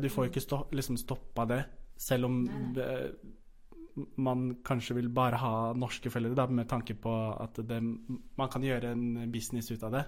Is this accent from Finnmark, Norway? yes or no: no; Fredrikstad, Østfold, Norway; moved away as an adult; now in Oslo, Norway; jeg er ikke fra Oslo. Jeg er fra Fredrikstad